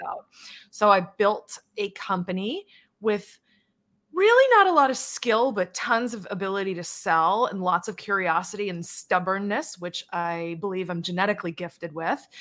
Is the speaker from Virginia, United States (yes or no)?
no; Charlton, Massachusetts, United States; also born or lived in Worcester, Massachusetts; now in Hawaii, United States; I was born in Worcester, Massachusetts, raised in Charlton, Massachusetts. Then I moved to Worcester, Massachusetts